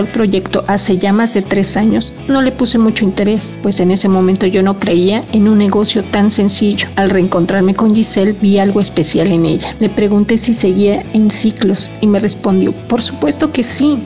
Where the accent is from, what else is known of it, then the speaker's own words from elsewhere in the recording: Mexico City, Mexico; now in Bahía de Banderas, Mexico; Nací en Ciudad de México, aunque actualmente resido en Bahía de Banderas, Nayarit.